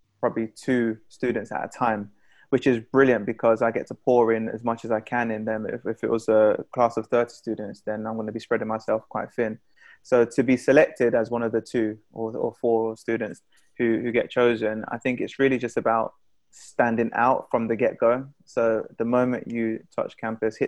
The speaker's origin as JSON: {"language": "English", "region": "London", "country": "United Kingdom", "said": "Being a Londoner"}